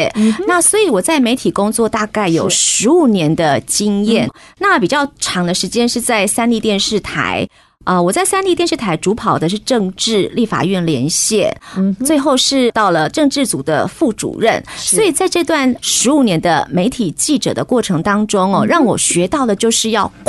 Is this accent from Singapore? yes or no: no; Taichung, Taiwan; moved away as an adult; also born or lived in Changhua / Taipei; now in Hsinchu, Taiwan; 我之前是在台中长大的，就是彰化台中，然后之后就到台北来工作